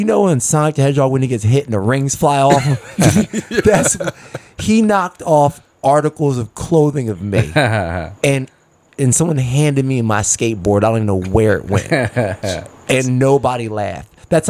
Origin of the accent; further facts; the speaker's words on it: Philadelphia, Pennsylvania, United States; I'm from Philadelphia.